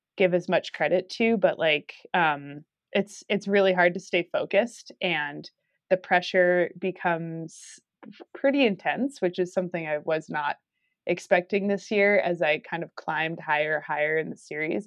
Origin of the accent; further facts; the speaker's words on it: New Mexico, United States; now in Durango, United States; where I grew up in New Mexico